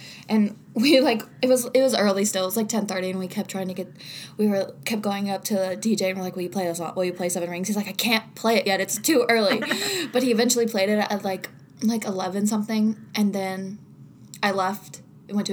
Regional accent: Covington, Kentucky, United States; I am from Covington, Kentucky. So I grew up down the street from Covington Catholic High School

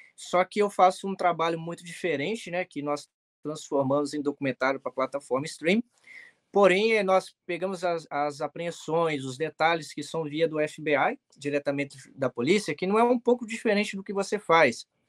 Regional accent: Vila Velha, Espírito Santo, Brazil; moved away as an adult; also born or lived in Jaguaré; now in United States; eu sou filho de uma cearense que é nordestina, mas nasci no Espírito Santo, no Sudeste

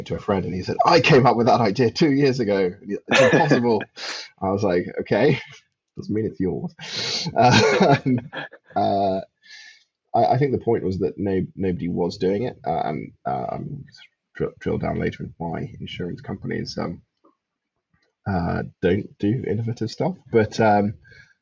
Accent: London, United Kingdom; also born or lived in Highlands of Scotland / Oxfordshire / Edinburgh; I grew up in London

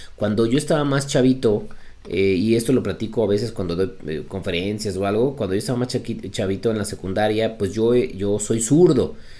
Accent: Mexico; yo soy mexicano

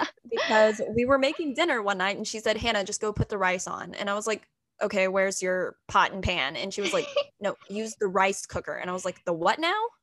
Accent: Texas, United States; first language English; moved away as an adult; also born or lived in Anhui, China; now in New York City, United States; my dad is a southern baptist pastor in texas

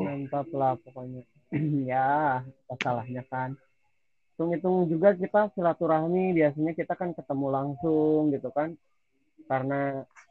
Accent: Sukabumi, West Java, Indonesia; gua asli di sini, kan. Asli Sukabumi.

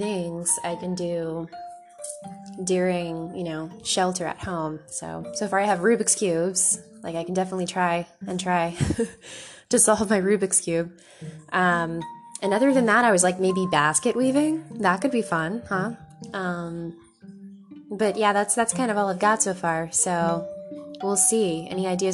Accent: Florida, United States; I grew up in Florida

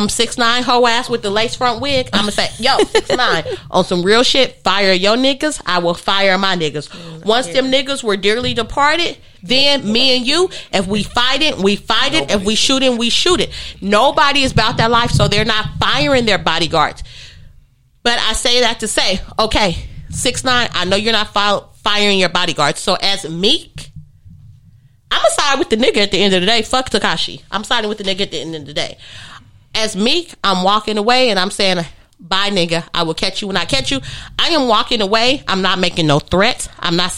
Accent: Los Angeles, California, United States; we are from LA. I am from Leimert Park. I am from 38th and LaSalle.

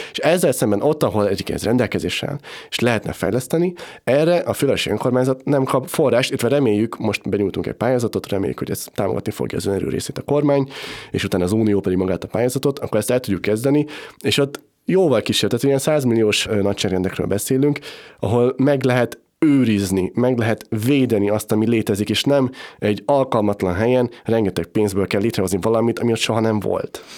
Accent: Budapest, Hungary; én egy olyan helyen nőttem fel, Budapesten

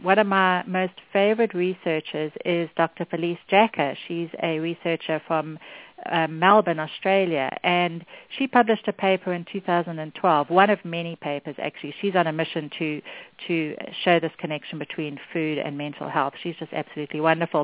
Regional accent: South Africa; moved away; I grew up in South Africa, which is where my accent's from

